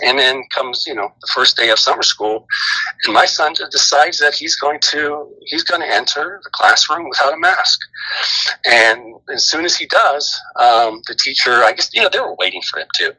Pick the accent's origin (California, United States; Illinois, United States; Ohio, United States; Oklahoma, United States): California, United States; Bay Area; also born or lived in Sacramento, California / Washington; I was born in Sacramento and, and grew up in the uh, Bay Area uh, with a little stint in, in Washington, uh, in the state of Washington, my dad's job, but pretty much from the Bay Area.